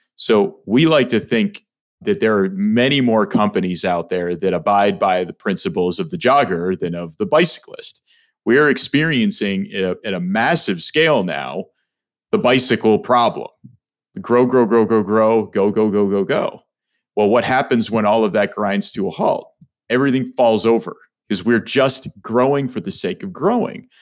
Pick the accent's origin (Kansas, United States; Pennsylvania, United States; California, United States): Pennsylvania, United States; Mount Lebanon; I'm from the South Hills. I grew up in Mount Lebanon.